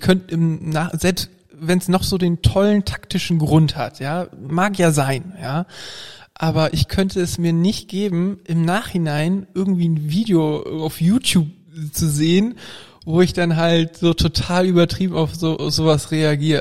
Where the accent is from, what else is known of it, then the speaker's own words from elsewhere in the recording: Flensburg, Schleswig-Holstein, Germany; Ich komme nämlich aus dem Norden, aus Flensburg